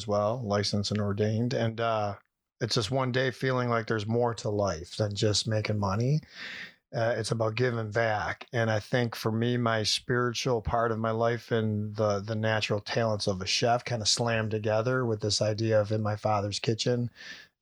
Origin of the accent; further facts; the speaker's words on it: Syracuse, New York, United States; I was raised in the Syracuse, New York, born and raised here